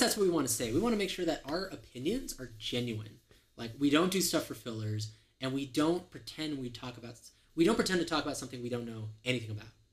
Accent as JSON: {"language": "English", "region": "California", "country": "United States", "tie": "born or raised there", "said": "I grew up in California"}